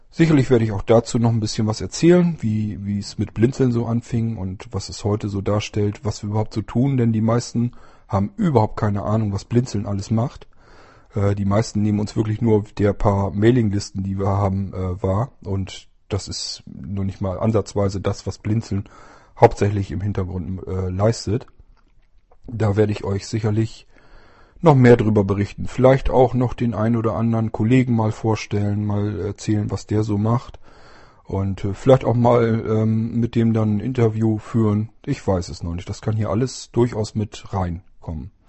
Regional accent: Lower Saxony, Germany; weil die werden hier in den kleineren Dörfern und Städten, ich bin also auf dem Land groß geworden, äh, werden die nicht ausgebildet. Das heißt, du müsstest zumindest nach Bremen oder Hannover

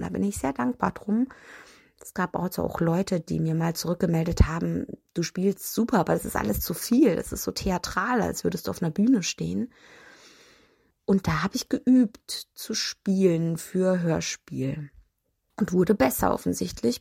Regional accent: Nuremberg, Bavaria, Germany; Nürnberg ist meine Heimatstadt. Äh, da bin ich geboren und da bin ich irgendwie auch nie weggekommen.

